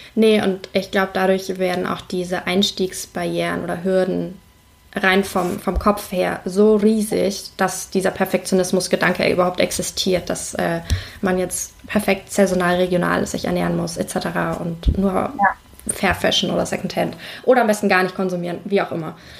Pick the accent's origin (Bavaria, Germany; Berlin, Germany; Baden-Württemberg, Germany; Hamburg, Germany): Hamburg, Germany; ich komme aus Hamburg